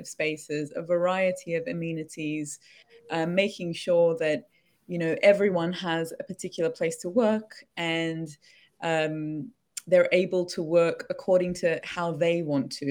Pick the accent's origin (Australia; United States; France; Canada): Australia; moved away as an adult; now in London, United Kingdom; I'm from Australia, and in Australia, I worked in workplace design, moved across to London